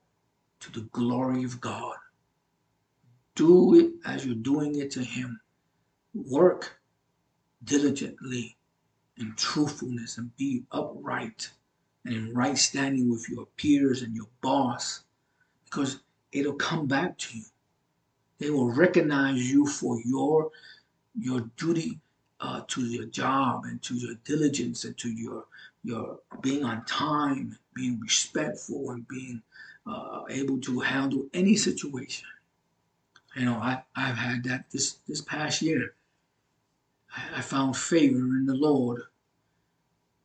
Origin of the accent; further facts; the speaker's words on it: New York City, New York, United States; I'm from Brooklyn, New York, and so I have an accent